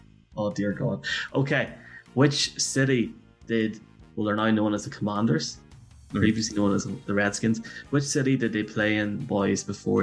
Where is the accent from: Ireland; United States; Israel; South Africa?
Ireland; accent: Irish